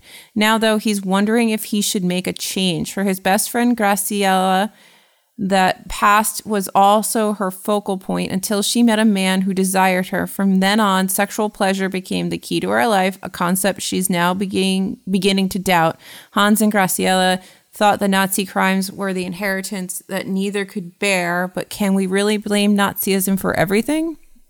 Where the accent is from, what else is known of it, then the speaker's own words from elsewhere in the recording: United States; as an American